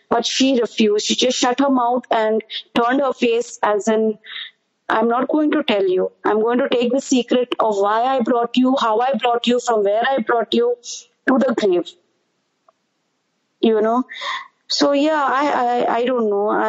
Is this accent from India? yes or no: yes; India; you're recognized state-wise, not so much as overall being an Indian, and that is a problem for me because I don't know for which state I belong